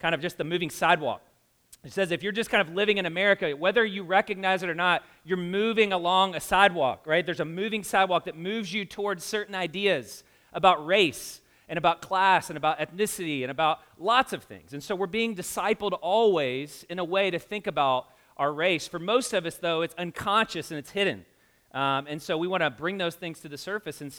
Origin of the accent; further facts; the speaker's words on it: the South, United States; now in Indianapolis, United States; I grew up in the South